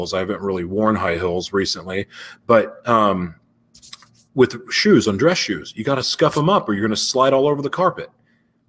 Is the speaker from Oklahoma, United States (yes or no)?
yes; Oklahoma City, Oklahoma, United States; moved away; also born or lived in Los Angeles; Growing up in Oklahoma City